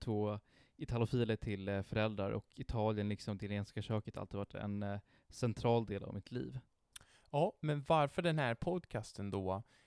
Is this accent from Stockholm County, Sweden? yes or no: yes; Stockholm, Stockholm County, Sweden; jag är, till skillnad från Francesco, uppvuxen här i Stockholm